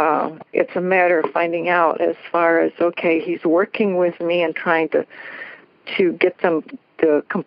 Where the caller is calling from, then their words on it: Washington, United States; Washington State.